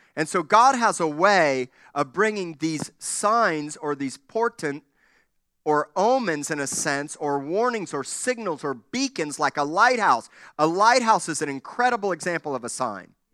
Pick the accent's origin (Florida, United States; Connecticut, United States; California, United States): Florida, United States; Miami; When I was a kid growing up in Miami